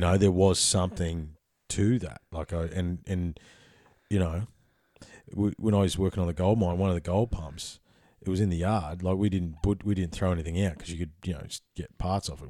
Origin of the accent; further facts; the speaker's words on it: Ballarat, Victoria, Australia; also born or lived in Papua New Guinea; I grew up in Ballarat. That's a gold town